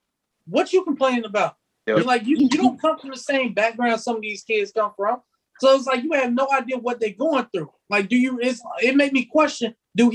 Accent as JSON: {"language": "English", "town": "Pensacola", "region": "Florida", "country": "United States", "said": "Because I'm in Pensacola. I'm from Pensacola."}